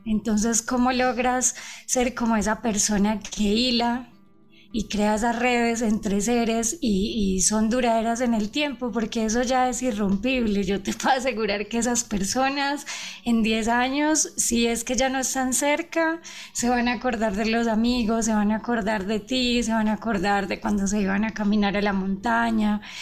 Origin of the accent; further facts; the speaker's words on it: Colombia; moved away as an adult; now in Ecuador; yo soy colombiano, pero yo vivo hace siete años en el Ecuador